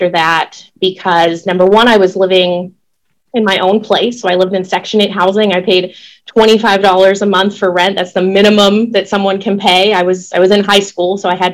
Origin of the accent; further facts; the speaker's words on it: Pittsburgh, Pennsylvania, United States; moved away as an adult; also born or lived in Oklahoma City, Oklahoma; now in Rochester, United States; I was born and raised in Pittsburgh, Pennsylvania